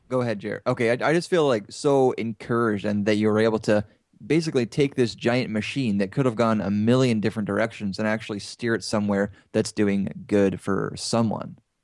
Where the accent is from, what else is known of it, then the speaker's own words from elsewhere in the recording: Canada; I'm from Canada